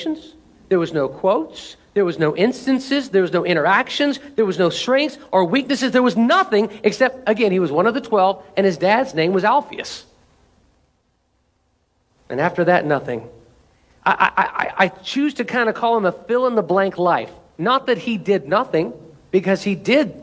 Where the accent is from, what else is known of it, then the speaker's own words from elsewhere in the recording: United States; I'm an American